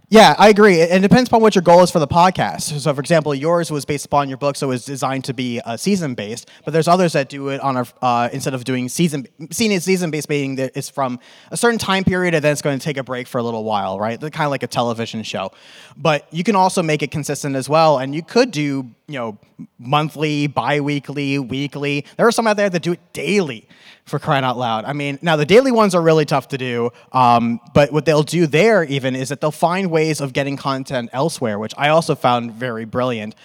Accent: New York, United States; accent: New York; now in Arizona, United States; I'm from New York and I'm in Arizona and it's conflicting with my New York accent

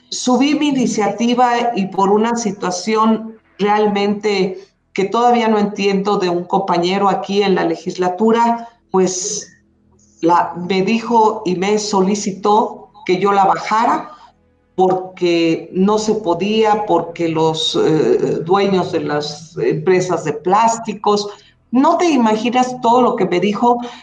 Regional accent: Hidalgo, Mexico; also born or lived in Mexico City; me siento muy orgullosa de ser eh, hidalguense

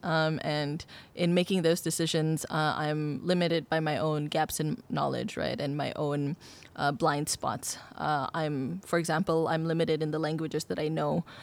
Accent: Indonesia; now in Singapore; I've lived in Singapore for twelve years and I consider it my home, uh, although I am originally from Indonesia.

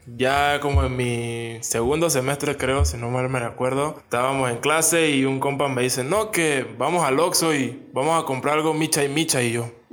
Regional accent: Panama; moved away as an adult; now in Mexico; Soy de Panamá

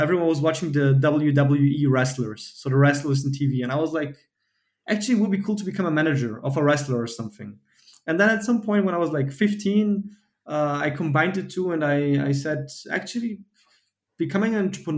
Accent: Vienna, Austria; I'm Bulgarian, born and raised in Vienna, but I've been to Bulgaria every summer

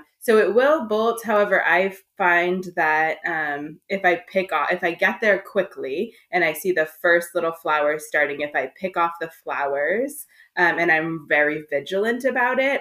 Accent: suburbs of Los Angeles, Southern California, United States; I grew up in Southern California in the suburbs of Los Angeles

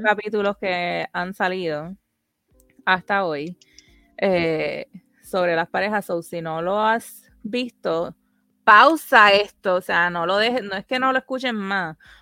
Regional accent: Puerto Rico; nosotras somos dos boricuas amigas de toda la vida

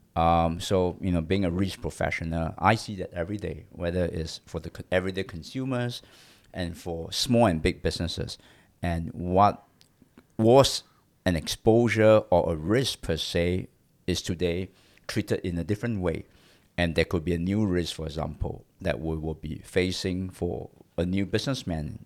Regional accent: Singapore; I'm a Singaporean, uh, born in Singapore.

